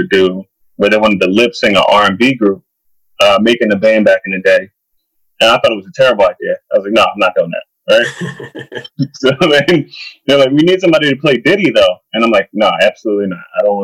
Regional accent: Burlington, New Jersey, United States; It was about 15 minutes outside of Trenton, so south of Trenton. Okay. So it's called Burlington

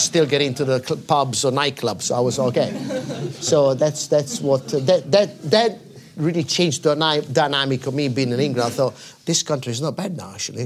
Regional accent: Milan, Lombardy, Italy; I was born in Milan, in the outskirts of Milan, close to the racetrack

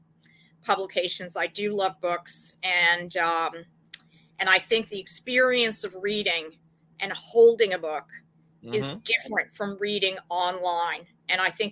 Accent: New York, United States; I'm from New York. I'm from Manhattan. I was born here

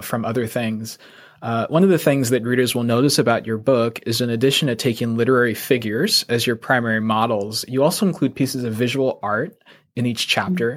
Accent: United States; being Asian American

